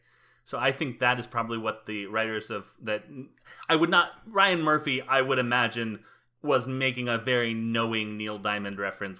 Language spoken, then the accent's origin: English; Panama; I'm from Panama. I'm Panamanian.